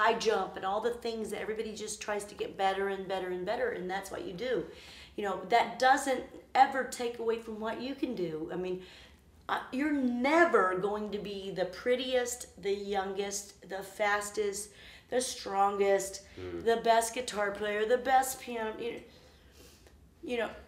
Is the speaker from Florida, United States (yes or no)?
no; Arkansas, United States; moved away; I was 11, and I was in the Arkansas. I was from Arkansas